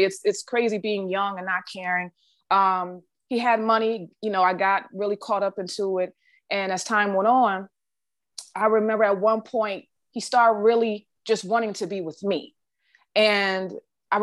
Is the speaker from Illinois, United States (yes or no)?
no; Detroit, Michigan, United States; I'm from Detroit